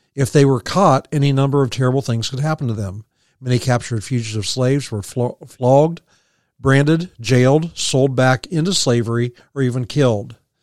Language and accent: English; Sunfish Road, Morrow County, Ohio, United States; when I was growing up on Sunfish Road